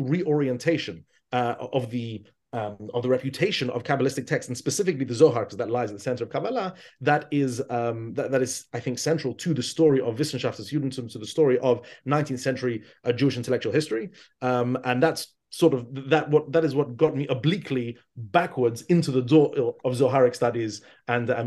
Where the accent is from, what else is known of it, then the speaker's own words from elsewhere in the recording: London, United Kingdom; moved away as an adult; also born or lived in Israel; I grew up in London